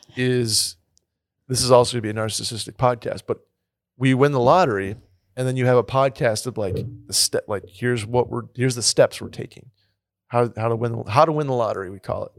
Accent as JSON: {"language": "English", "town": "Saratoga Springs", "region": "New York", "country": "United States", "tie": "born or raised there", "moved": "yes", "said": "growing up in Saratoga"}